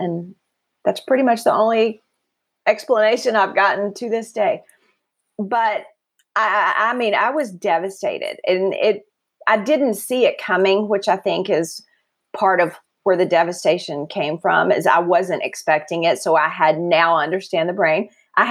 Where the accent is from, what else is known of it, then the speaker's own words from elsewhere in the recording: West Texas, United States; As a kid, I lived in West Texas